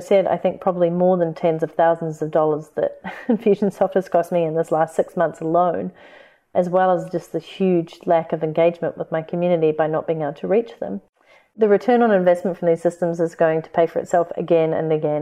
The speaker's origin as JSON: {"language": "English", "country": "New Zealand", "accent": "Kiwi", "said": "my Kiwi accent"}